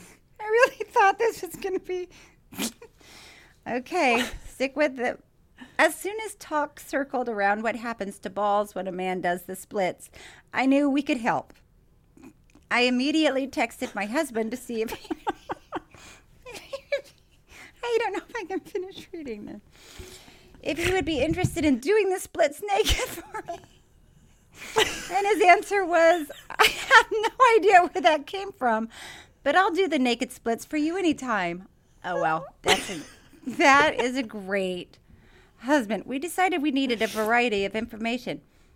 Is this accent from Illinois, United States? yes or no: no; Dubuque, Iowa, United States; There is an adult entertainment club just outside of my hometown in Dubuque, Iowa, called Shakers.